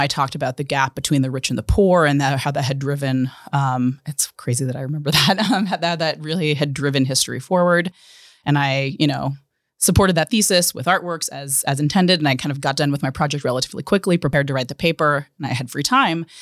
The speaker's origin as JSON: {"language": "English", "town": "Pittsburgh", "region": "Pennsylvania", "country": "United States", "tie": "born or raised there", "moved": "yes", "said": "I'm from Pittsburgh originally, was born and raised there"}